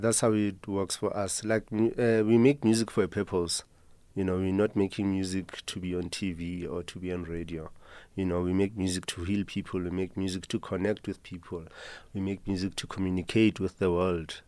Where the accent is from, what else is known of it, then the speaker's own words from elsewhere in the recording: Soweto, Gauteng, South Africa; Growing up in Mzimhlophe